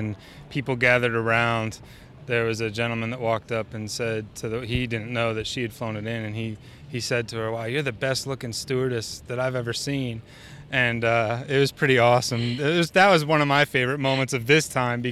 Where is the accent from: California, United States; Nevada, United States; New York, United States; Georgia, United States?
Nevada, United States; Reno; Reno, Nevada.